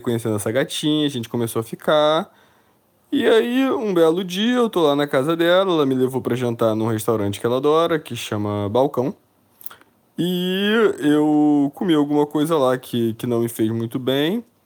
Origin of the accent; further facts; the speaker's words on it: Niterói, Rio de Janeiro, Brazil; now in São Paulo, Brazil; eu sou de Niterói, fui morar em São Paulo.